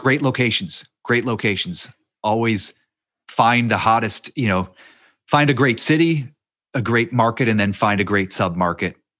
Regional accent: near Youngstown, Ohio, United States; moved away; I grew up near Youngstown, Ohio

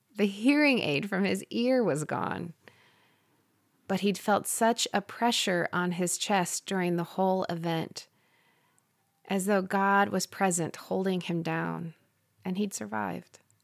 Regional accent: Parkersburg, Iowa, United States; moved away; This town was where I'd grown up

